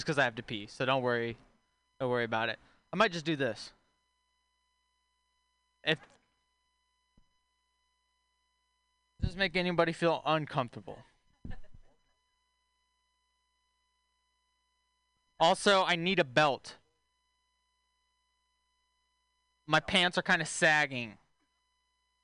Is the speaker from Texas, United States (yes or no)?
yes; Texas, United States; moved away; I'm from Texas originally